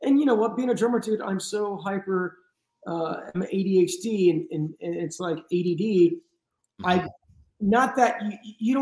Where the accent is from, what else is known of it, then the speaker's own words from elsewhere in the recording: Los Angeles, California, United States; I'm in my hometown